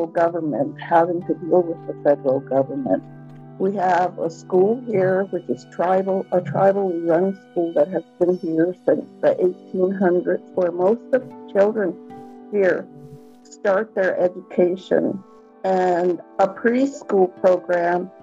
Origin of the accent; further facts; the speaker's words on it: Taos Pueblo, New Mexico, United States; first language English; also born or lived in Santa Fe; I was brought here to Taos Pueblo when I was a child, a young child, maybe 4 years old.